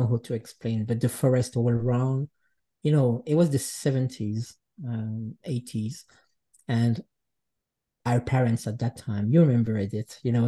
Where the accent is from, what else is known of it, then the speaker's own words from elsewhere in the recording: Geneva, Switzerland; born there; English is a second language; I grew up in many different places, but I was born in Geneva, in Switzerland, from parents that comes from the Jura Mountains of Switzerland.